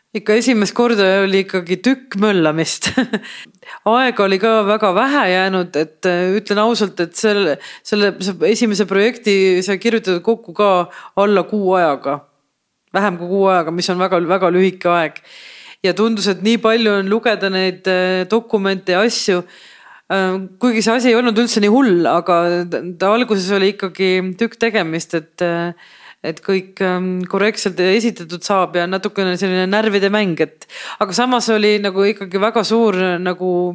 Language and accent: Estonian; Estonia; kust riigist ma olen, ma ütlen Eestist